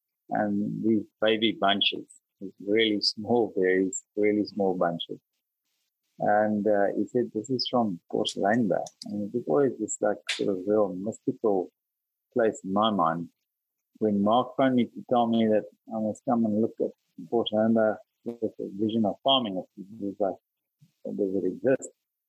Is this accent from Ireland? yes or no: no; Bethlehem, Free State, South Africa; moved away; also born or lived in Stellenbosch; I'm from Bethlehem, where vines don't grow.